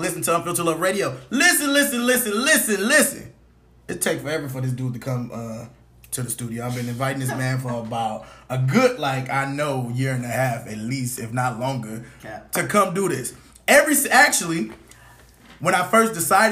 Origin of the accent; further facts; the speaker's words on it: California, United States; now in Virginia, United States; I'm from California